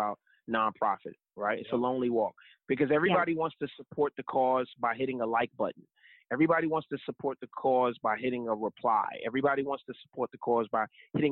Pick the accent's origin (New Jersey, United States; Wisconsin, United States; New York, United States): New Jersey, United States; I grew up in Jersey